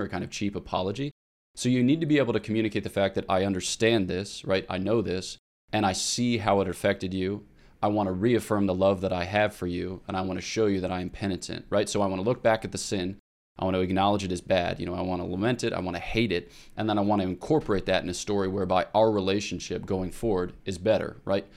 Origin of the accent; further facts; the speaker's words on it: Newtown, Pennsylvania, United States; I'm from Newtown, Pennsylvania, which is thirty-five minutes northeast of Philadelphia